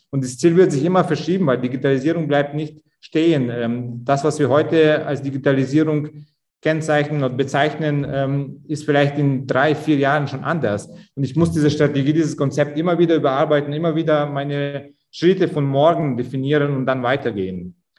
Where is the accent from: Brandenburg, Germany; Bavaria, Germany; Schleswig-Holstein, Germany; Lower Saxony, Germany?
Bavaria, Germany; Augsburg; Augsburg, wo ich herkomme